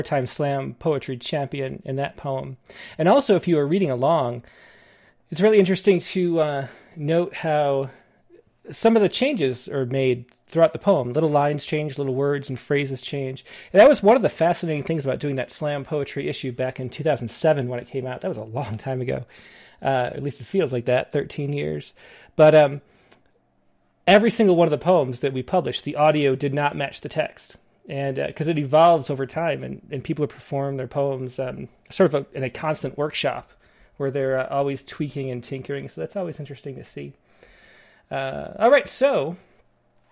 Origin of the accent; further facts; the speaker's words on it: Western New York, United States; moved away; also born or lived in Los Angeles; I grew up in Western New York, and then I lived in LA for a little bit and moved up to the mountains